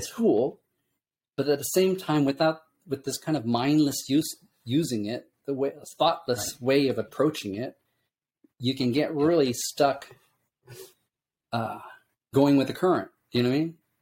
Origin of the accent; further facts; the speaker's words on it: Illinois, United States; moved away; also born or lived in California / Japan; I grew up in the Midwest in Illinois